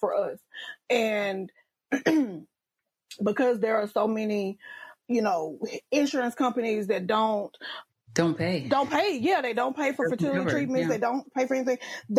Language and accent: English; Louisiana, United States; I'm from Louisiana